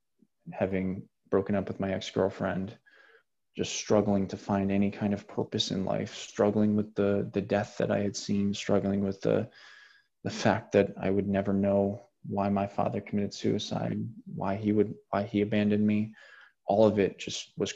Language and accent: English; Janesville, Wisconsin, United States; outside of Janesville, which is where my hometown is